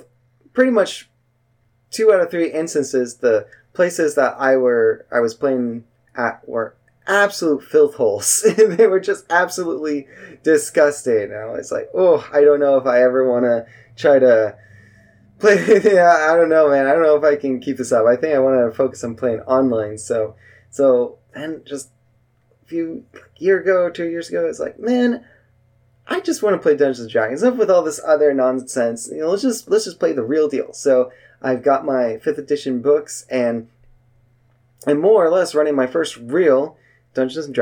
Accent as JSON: {"language": "English", "region": "Northern California", "country": "United States", "said": "I'm from NorCal"}